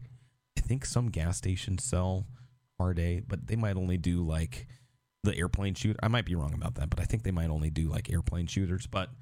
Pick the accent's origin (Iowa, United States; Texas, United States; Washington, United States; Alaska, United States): Washington, United States; Seattle; growing up in Seattle, we're so far separated from all that. Like up next to the Canadian border.